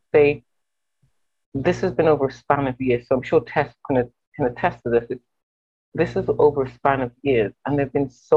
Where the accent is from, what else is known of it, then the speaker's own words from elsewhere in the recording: England, United Kingdom; moved away as an adult; also born or lived in Nigeria; now in Windsor, Canada; I'm a very, very proud immigrant. I grew up in England. My heritage is Nigerian and Jamaican